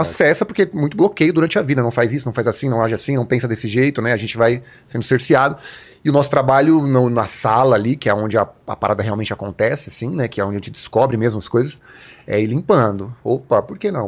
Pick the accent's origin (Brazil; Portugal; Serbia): Brazil; Mauá, São Paulo; also born or lived in Zona Oeste, São Paulo; now in São Paulo, Brazil; Sou de Mauá, que também não falo mais, agora eu tô morando na Zona Oeste